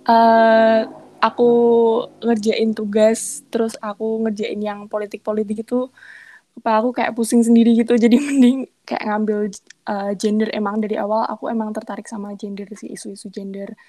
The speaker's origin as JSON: {"language": "Indonesian", "town": "Semarang", "region": "Central Java", "country": "Indonesia", "lives_now": "Lamongan, Indonesia", "said": "Enggak sih, aku asli Semarang."}